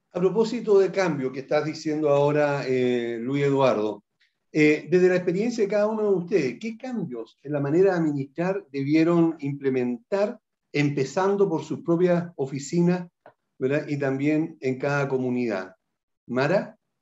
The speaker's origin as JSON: {"language": "Spanish", "country": "Chile", "said": "aquí en nuestro país"}